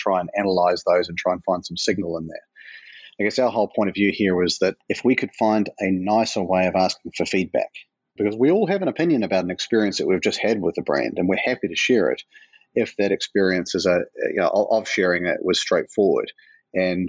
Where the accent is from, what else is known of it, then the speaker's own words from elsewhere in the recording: New Zealand; accent: New Zealand; now in Portland, United States; New Zealand, where my accent comes from and where the business was born, Portland, Oregon, which is where I'm based today